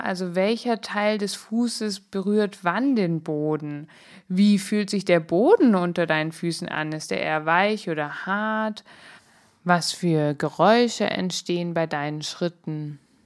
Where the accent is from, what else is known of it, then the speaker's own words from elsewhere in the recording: Swabia, Germany; moved away; Ich bin ja eher im Schwäbischen groß geworden